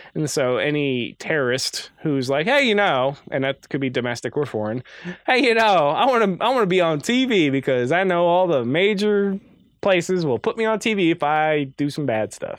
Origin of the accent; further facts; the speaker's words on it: Midwest, United States; we're from the Midwest. Oh, Chicago has the L train, but where I'm from, good luck on any sort of mass transit